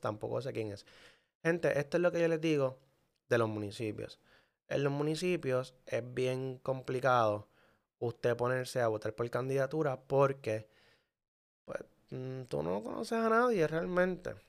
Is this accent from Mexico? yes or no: no; Manatí, Puerto Rico; Manatí, que es mi pueblo, es un pueblo pequeño